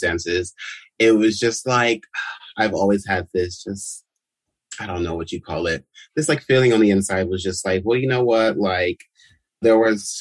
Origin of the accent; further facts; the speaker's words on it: Los Angeles, California, United States; Born and raised in Los Angeles